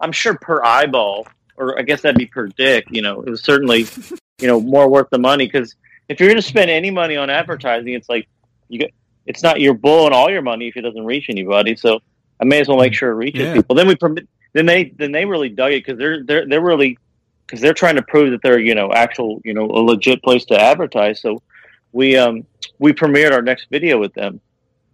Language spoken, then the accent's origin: English; Kentucky, United States; When I was a kid, growing up in Kentucky